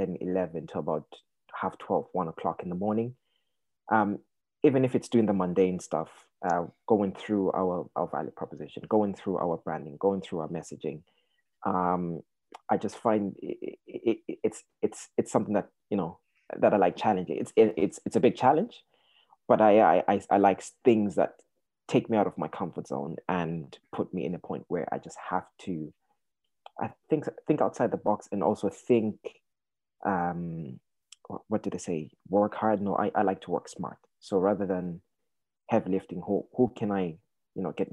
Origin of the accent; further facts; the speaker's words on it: Zimbabwe; now in Ireland; So originally, I'm from Zimbabwe. I've lived in Ireland for donkey years now.